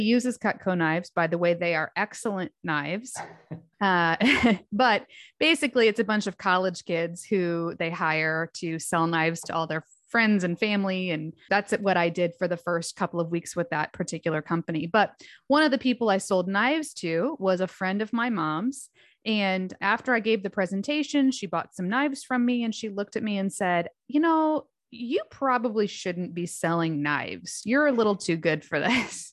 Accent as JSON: {"language": "English", "town": "Fort Wayne", "region": "Indiana", "country": "United States", "tie": "born or raised there", "said": "went back home to Fort Wayne, Indiana, which is my hometown"}